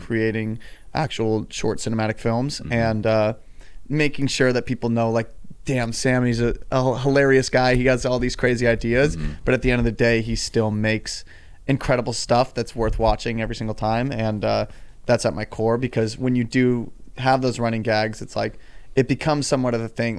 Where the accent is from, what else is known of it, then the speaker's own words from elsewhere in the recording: Claremont, California, United States; also born or lived in San Diego, California; I grew up just about 45 minutes out here in a town called Claremont